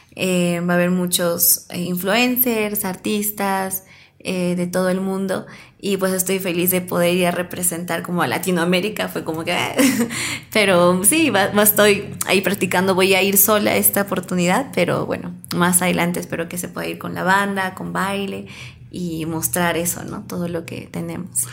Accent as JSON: {"language": "Spanish", "country": "Peru", "said": "como peruanos"}